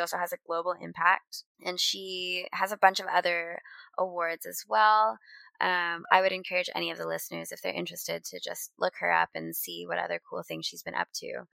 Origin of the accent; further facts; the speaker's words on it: Canada; moved away; I haven't lived in Canada in a long time, but I still identify as Canadian